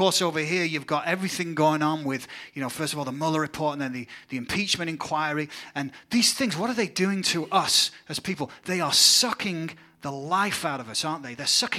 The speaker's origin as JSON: {"language": "English", "region": "England", "country": "United Kingdom", "lives_now": "United States", "said": "see things going back in my home country of England."}